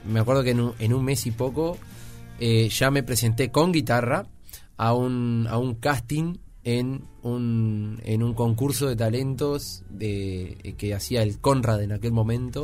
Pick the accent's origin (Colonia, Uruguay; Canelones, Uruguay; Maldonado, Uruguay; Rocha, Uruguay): Canelones, Uruguay; San Ramón; also born or lived in Montevideo; en San Ramón, en mi pueblo allá